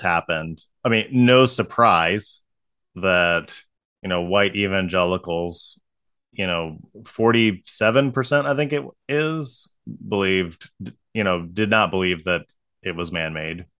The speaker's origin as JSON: {"language": "English", "region": "Ohio", "country": "United States", "tie": "born or raised there", "also_born_or_lived": "Colorado", "said": "growing up in Ohio"}